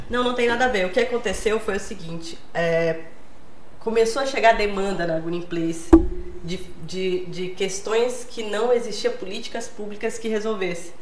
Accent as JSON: {"language": "Portuguese", "region": "Acre", "country": "Brazil", "tie": "born or raised there", "said": "Eu nasci lá no Acre, mas tenho família catarinense"}